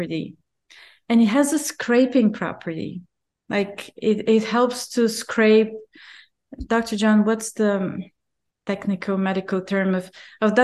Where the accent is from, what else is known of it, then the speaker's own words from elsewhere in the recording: Bulgaria; I grew up in Bulgaria